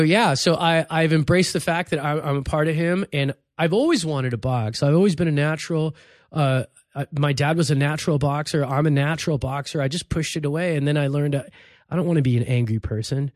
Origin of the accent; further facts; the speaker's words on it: Los Angeles, California, United States; also born or lived in Cairo, Egypt; grew up in East L A in a very Mexican neighborhood